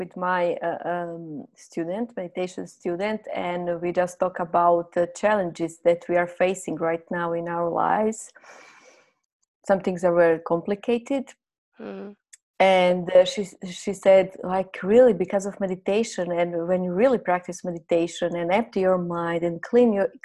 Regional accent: Croatia; first language Croatian; English is a second language; moved away as an adult; now in Thailand; My native language is Croatian

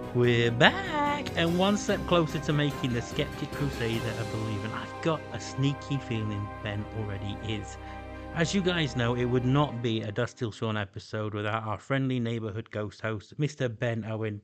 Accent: Doncaster, Yorkshire and the Humber, United Kingdom; I come from Doncaster in intake.

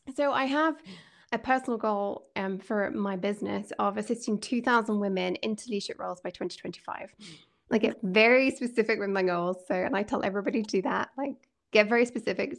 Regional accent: Scotland, United Kingdom; I'm a Scot and I love living here

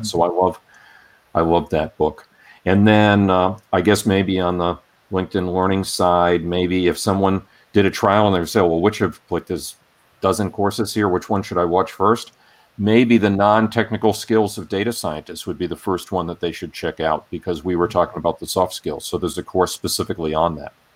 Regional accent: Rhode Island, United States; I grew up in Rhode Island

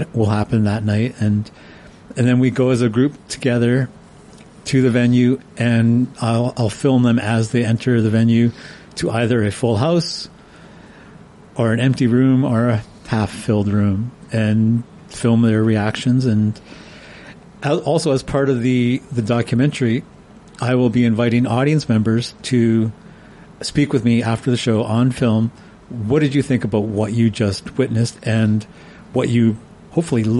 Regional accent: Houston, British Columbia, Canada; also born or lived in Prince Rupert, British Columbia / Prince George, British Columbia; I was born in Prince Rupert and grew up in this town called Houston.

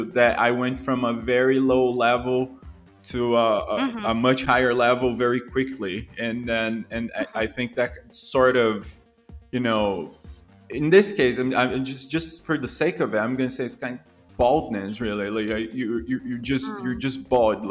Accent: São Paulo, Brazil; born or raised there; accent: Brazilian; English is a second language; moved away as an adult; also born or lived in Toronto, Canada

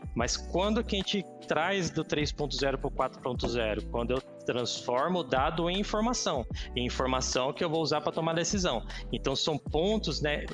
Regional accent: Caçapava, São Paulo, Brazil; also born or lived in São José dos Campos; sou nascido em São José, vida toda em Caçapava

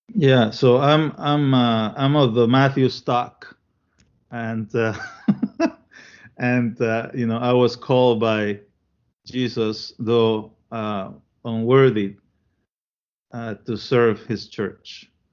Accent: Panama; also born or lived in Chile / Williamsburg, Iowa; now in United States; I was born in Chile and I grew up in Panama.

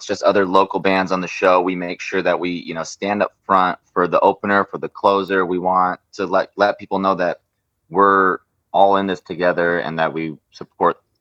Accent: Phoenix, Arizona, United States; growing up in Phoenix and the scene there was very supportive for us

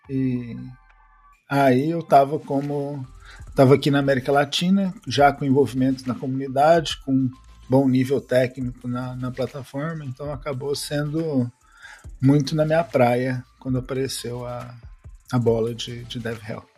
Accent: São Paulo, Brazil; moved away as an adult; also born or lived in Uberlândia, Brazil; now in Barcelona, Spain; Eu sou de São Paulo, mas então eu passei uma grande parte da minha carreira em Uberlândia também

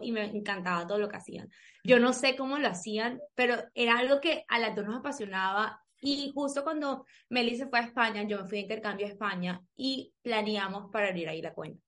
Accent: Colombia; somos colombianas

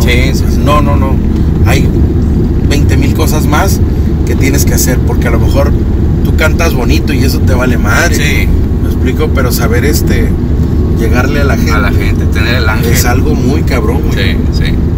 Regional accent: Tijuana, Baja California, Mexico; yo soy de Tijuana

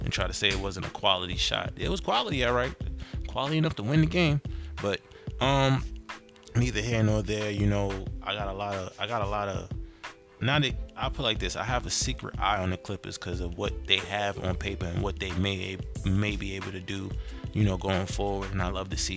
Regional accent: New York City, New York, United States; that's home base for me, born and raised in Brooklyn.

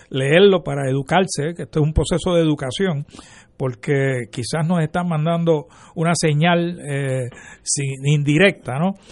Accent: Puerto Rico

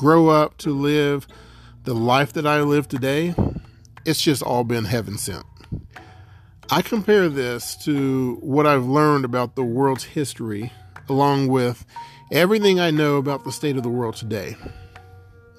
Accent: West Virginia, United States; To be born in America, in West Virginia, in September of 1980

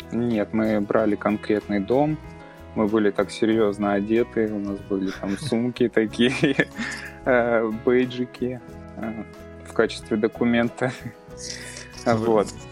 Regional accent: Belgorod Oblast, Russia; moved away as an adult; now in Kursk, Russia; я родом из Белгородской области

